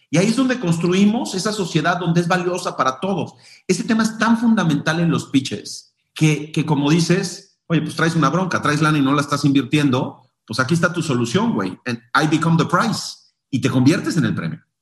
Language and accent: Spanish; Mexico; nuestra cultura como mexicanos